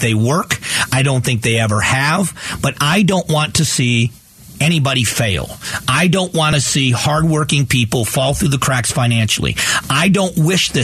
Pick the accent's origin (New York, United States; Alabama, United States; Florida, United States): Florida, United States; Fort Myers; also born or lived in Cleveland, Ohio; now in Arizona, United States; I moved from Cleveland, Ohio, where I was born, to Southwest Florida in Fort Myers, Florida. I moved there in 1978 with my family. I was 11 years old. And so I grew up in Southwest Florida